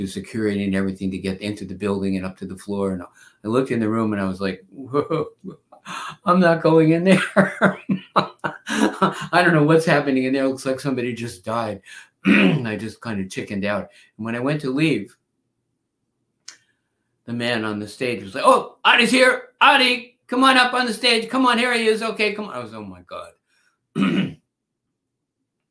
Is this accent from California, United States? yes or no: no; New York, United States; also born or lived in Freeport, Long Island / Brooklyn; I was born in the Bronx.